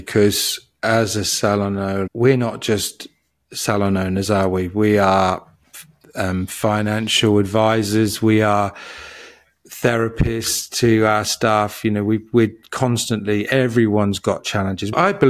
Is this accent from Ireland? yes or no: no; England, United Kingdom; But, you know, growing up in England in the 70s, I had this masking to be around people